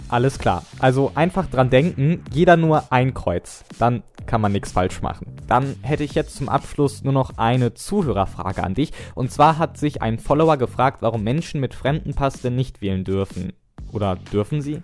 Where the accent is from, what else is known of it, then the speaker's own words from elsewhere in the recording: Northern Germany, Germany; ich komme jetzt zum Beispiel aus Norddeutschland